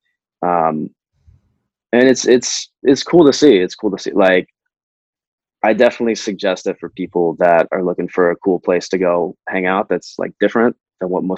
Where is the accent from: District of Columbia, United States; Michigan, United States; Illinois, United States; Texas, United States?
Michigan, United States; outside of Detroit; now in Los Angeles, United States; I grew up outside of Detroit, so I wasn't like in the city